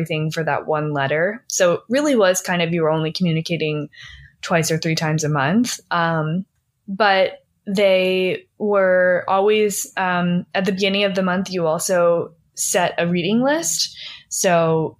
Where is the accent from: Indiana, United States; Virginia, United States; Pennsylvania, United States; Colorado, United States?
Pennsylvania, United States; Philadelphia; now in Los Angeles, United States; I'm from Philly